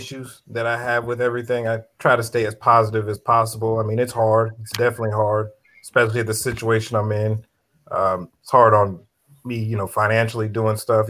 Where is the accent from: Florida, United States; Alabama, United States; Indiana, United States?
Florida, United States; Orlando; I'm from Orlando, Florida